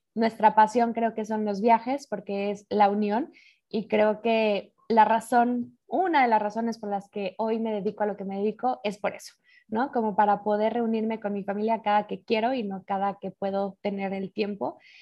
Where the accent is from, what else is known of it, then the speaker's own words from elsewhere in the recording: Mexico City, Mexico; moved away as an adult; now in Madrid, Spain; yo nací en Ciudad de México